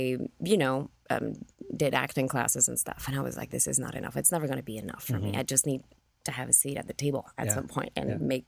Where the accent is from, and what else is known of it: France; English is a second language